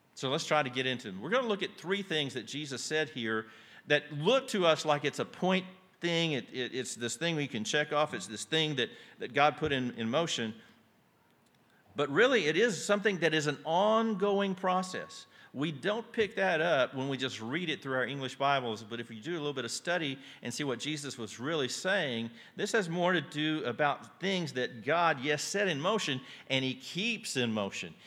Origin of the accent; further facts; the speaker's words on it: Yoakum, Texas, United States; I grew up outside Yoakum, Texas